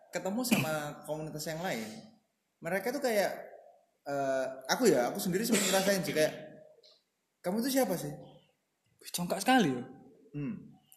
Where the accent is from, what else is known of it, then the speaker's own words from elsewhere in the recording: Gresik, East Java, Indonesia; kita lagi uh, kita sebagai orang Gresik sih.